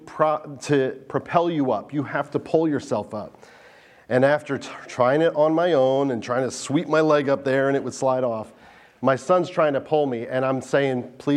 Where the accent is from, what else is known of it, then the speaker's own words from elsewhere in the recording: New Jersey, United States; now in Delaware, United States; I was born in New Jersey